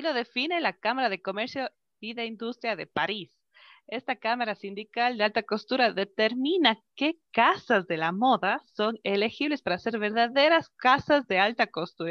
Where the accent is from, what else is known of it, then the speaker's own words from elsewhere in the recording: Cuenca, Azuay, Ecuador; rescatar nuestra identidad como cuencanos, como ecuatorianos